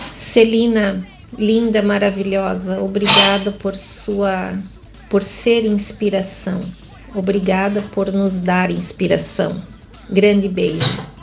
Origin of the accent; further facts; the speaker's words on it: Joinville, Santa Catarina, Brazil; eu nasci aqui em Joinville